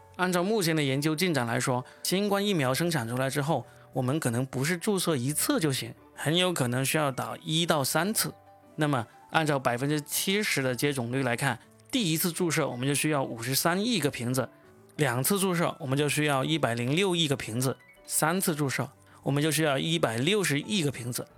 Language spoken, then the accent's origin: Chinese; China; 由我们中国人做出来的